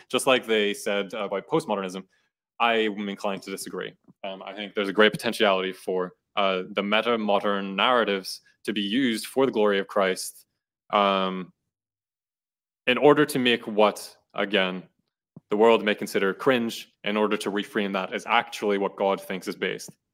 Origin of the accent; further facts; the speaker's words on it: Ireland; now in United States; I'm Irish, I have my Irish stories. I participate in Irish history